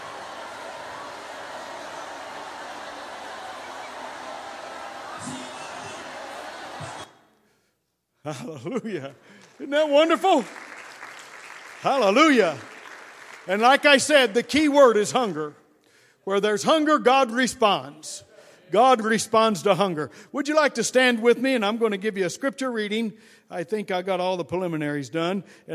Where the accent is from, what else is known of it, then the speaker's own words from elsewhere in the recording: Indianapolis, Indiana, United States; I was raised in Indianapolis, just a suburb of Cincinnati over there